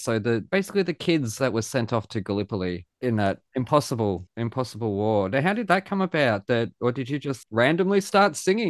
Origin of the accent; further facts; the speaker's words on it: United States; now in Australia; That a Black American woman can stand at our most emotional ceremony and sing …